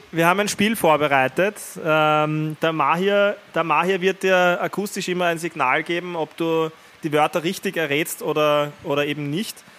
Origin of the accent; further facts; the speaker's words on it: Vienna, Austria; bei uns in Wien